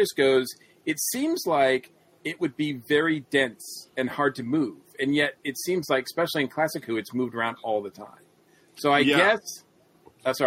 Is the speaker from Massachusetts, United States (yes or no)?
yes; Massachusetts, United States; I'm an American and we don't have police boxes. we didn't have police boxes in Massachusetts.